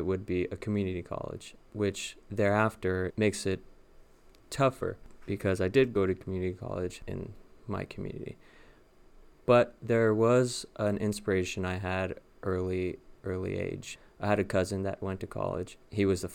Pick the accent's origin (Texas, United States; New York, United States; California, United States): California, United States; Los Angeles; moved away as an adult; now in West Lafayette, United States; I am from Los Angeles, Southern California, born and raised. I lived all my life there, all 27 years, until I transferred